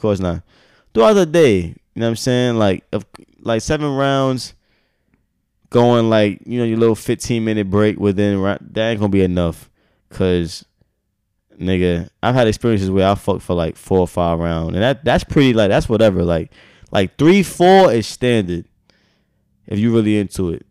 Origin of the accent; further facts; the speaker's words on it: United States; I'm American.